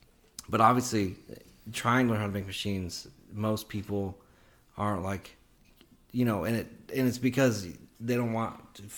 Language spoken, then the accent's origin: English; Oklahoma City, Oklahoma, United States; You know, I'm from Oklahoma City